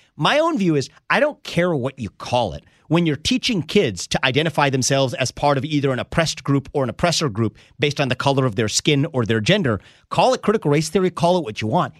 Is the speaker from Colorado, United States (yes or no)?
no; Cincinnati, Ohio, United States; I was born in Cincinnati, Ohio.